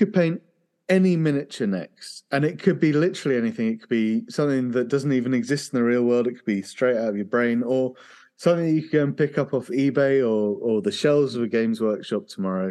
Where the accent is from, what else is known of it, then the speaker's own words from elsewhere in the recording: United Kingdom; being British